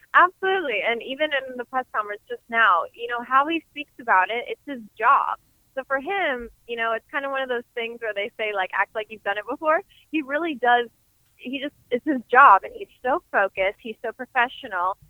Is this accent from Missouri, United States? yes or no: yes; St. Louis, Missouri, United States; my hometown